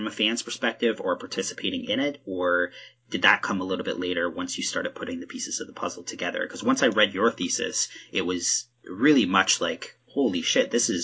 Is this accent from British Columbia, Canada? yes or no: no; Ontario, Canada; moved away as an adult; also born or lived in Cape Breton, Nova Scotia; now in Nova Scotia, Canada; I originally didn't grow up here. I'm in Nova Scotia now. I've lived here since 2011 in Cape Breton. However, I grew up in Ontario